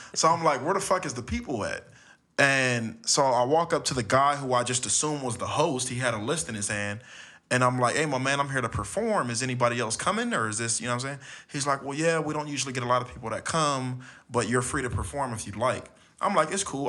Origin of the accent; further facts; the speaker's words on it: Los Angeles, California, United States; I was born and raised in Los Angeles.